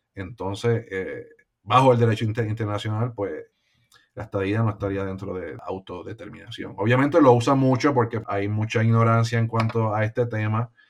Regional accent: Puerto Rico; Puerto Rico eh, tiene la capacidad como puertorriqueños, ¿no? Y puertorriqueños de, de echar para adelante en nuestro propio país

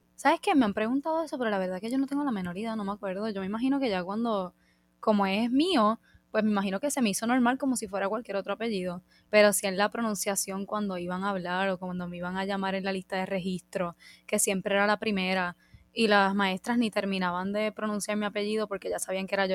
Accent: Puerto Rico; como de puertorriqueños tenemos mucho de España

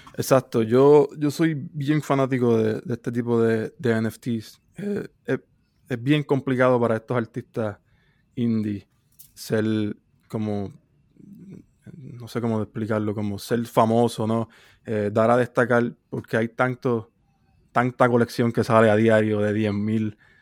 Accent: Puerto Rico; soy de Puerto Rico

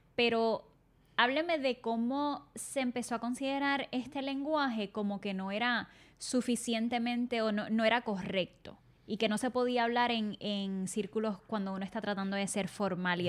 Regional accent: Puerto Rico; los boricuas

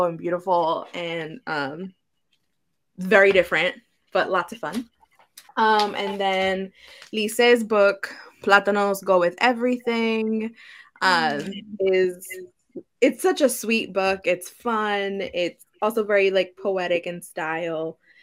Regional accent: New York City, New York, United States; grew up in the Bronx. I love the Bronx. I have love for my borough

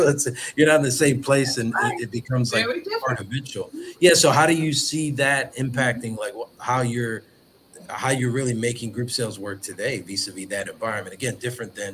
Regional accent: Philadelphia, Pennsylvania, United States; growing up in Philadelphia

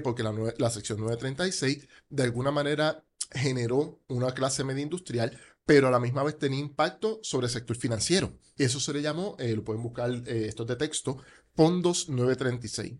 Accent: Caguas, Puerto Rico; also born or lived in Gurabo; Yo soy de Caguas. Eh, mis papás en el 2001 se mudan para Gurabo.

